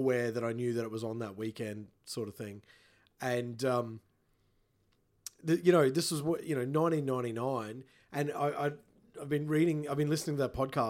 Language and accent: English; Queensland, Australia; born or raised there